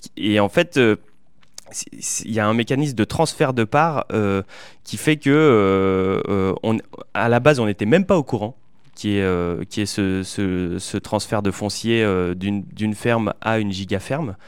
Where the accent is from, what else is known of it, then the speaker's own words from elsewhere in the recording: Limousin, Haute-Vienne, Nouvelle-Aquitaine, France; je viens du Limousin, euh, en Haute-Vienne